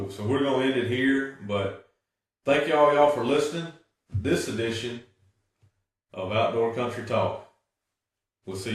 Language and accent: English; Mississippi, United States; how we grew up in Amite County with, with you and going to the hunting camp